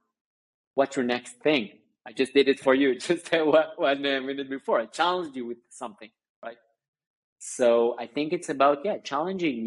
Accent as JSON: {"language": "English", "town": "Tel Aviv", "region": "Tel Aviv District", "country": "Israel", "tie": "born or raised there", "also_born_or_lived": "Sunnyvale, California", "said": "I basically grew up in Israel, in Tel Aviv"}